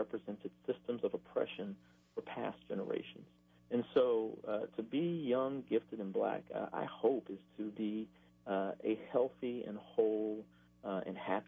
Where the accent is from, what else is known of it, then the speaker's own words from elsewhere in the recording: Baton Rouge, Louisiana, United States; I'm a Baton Rouge native